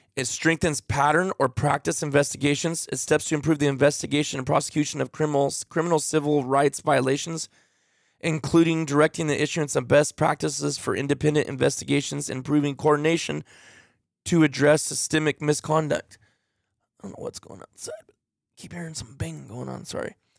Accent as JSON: {"language": "English", "country": "United States", "said": "I'm American"}